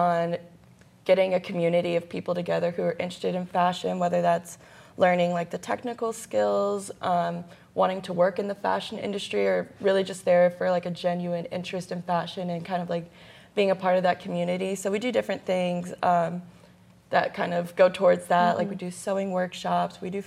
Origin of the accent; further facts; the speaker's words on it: Memphis, Tennessee, United States; I'm from Memphis, Tennessee.